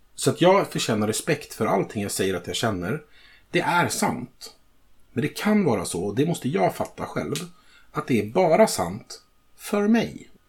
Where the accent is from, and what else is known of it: Sweden